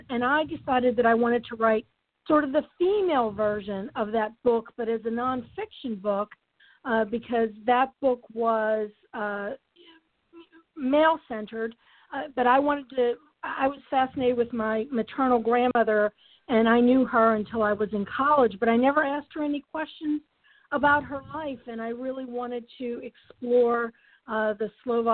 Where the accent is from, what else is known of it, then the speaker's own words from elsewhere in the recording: Duquesne, Pennsylvania, United States; moved away as an adult; now in Ithaca, United States; I was born and raised in Pittsburgh in a small town called Duquesne